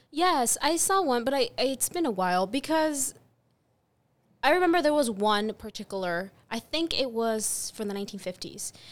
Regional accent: Mexico; moved away as an adult; now in United States; growing up in Mexico.

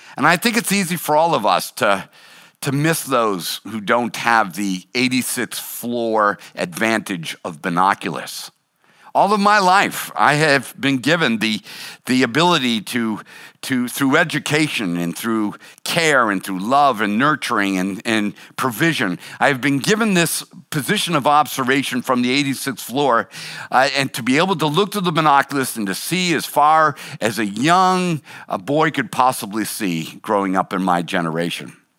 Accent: Boston, Massachusetts, United States; I was born and raised in Boston

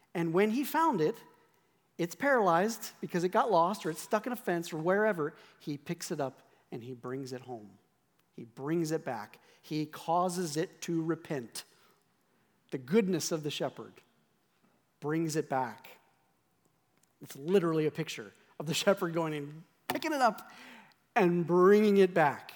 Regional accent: Scotland, United Kingdom; I'm Scottish

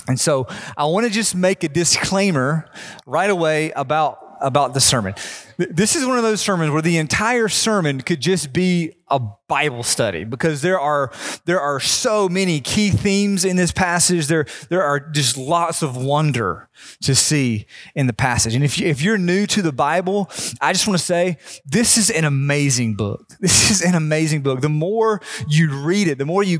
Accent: North Carolina, United States; growing up in North Carolina, my family every year would go to this small beach

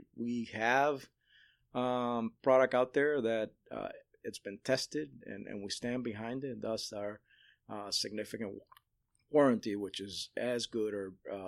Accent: Chicago, Illinois, United States; now in Central Florida, United States; back in 1979 in Chicago, where I grew up, my hometown.

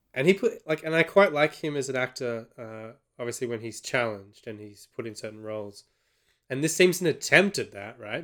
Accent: Australia; from an Australian perspective

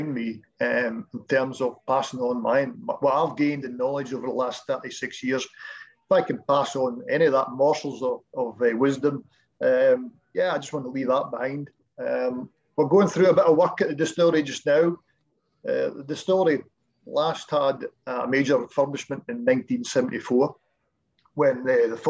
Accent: Keith, Scotland, United Kingdom; came down to Keith in my hometown

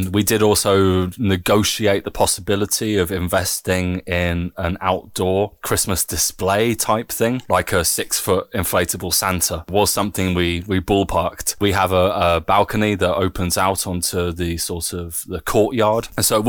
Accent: United Kingdom; now in Germany; I'm proudly British.

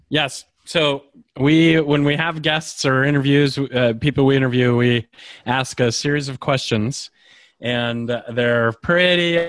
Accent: Idaho, United States; I grew up in Idaho

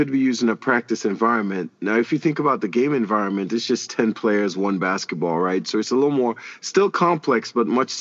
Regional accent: Trinidad & Tobago; moved away as an adult; also born or lived in Kansas; now in Kansas City, United States; I'm originally from Trinidad and Tobago

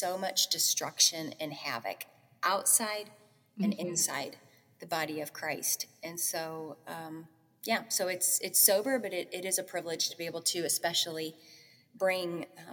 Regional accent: St. Louis, Missouri, United States; I was on staff at a local church in my hometown of St. Louis in missions

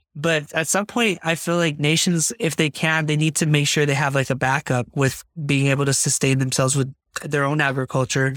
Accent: United States; I'm being very American right now

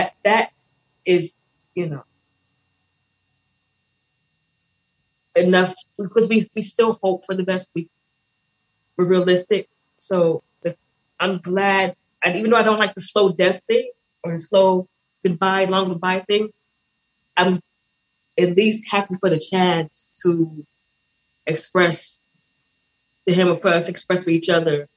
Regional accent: United States; also born or lived in Barbados; now in Hollywood, Florida, United States; I'm American. I'm born in America

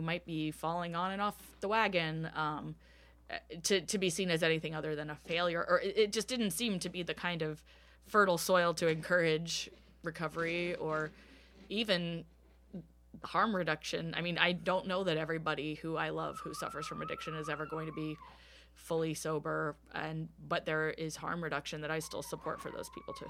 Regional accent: Bowie, Maryland, United States; also born or lived in Washington, D.C. metropolitan area; now in Philadelphia, United States; I grew up in Bowie, Maryland, which is a suburb of DC

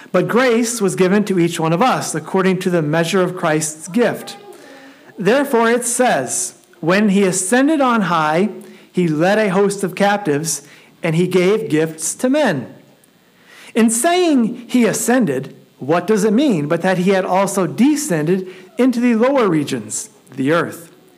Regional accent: Elkhart, Indiana, United States; I grew up in Elkhart.

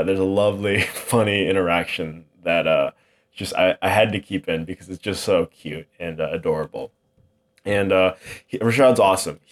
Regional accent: New Hampshire, United States; also born or lived in Tampa, Florida; now in Coopersburg, United States; I grew up in New Hampshire

